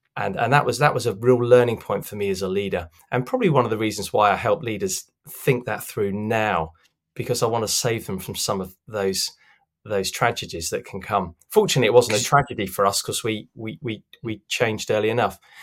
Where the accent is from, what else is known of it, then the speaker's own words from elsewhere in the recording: London, United Kingdom; I grew up in in South London